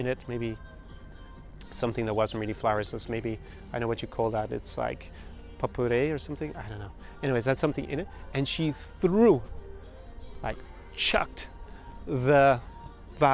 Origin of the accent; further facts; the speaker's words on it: Ireland; As an Irishman